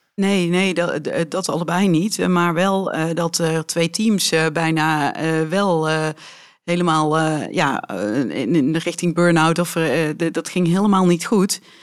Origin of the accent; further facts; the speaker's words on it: Weert, Limburg, Netherlands; first language Dutch; mijn ouders zijn eh, echte Weertenaren en eh, spreken dus ook een Weerts dialect